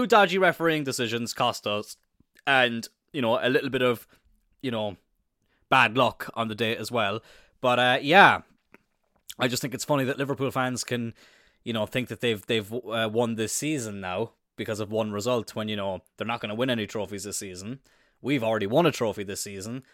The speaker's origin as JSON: {"language": "English", "country": "Ireland", "said": "I'm Irish"}